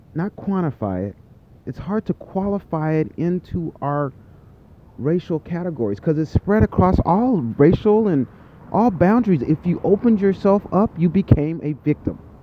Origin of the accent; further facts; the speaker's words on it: United States; I'm an American. I'm a native Psy American, by the way, and I'm an African American